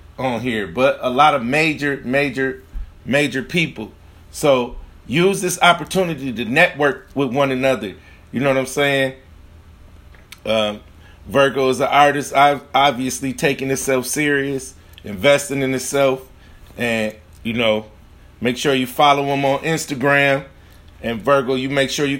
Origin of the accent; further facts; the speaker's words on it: Grand Rapids, Michigan, United States; From Grand Rapids, Michigan, my hometown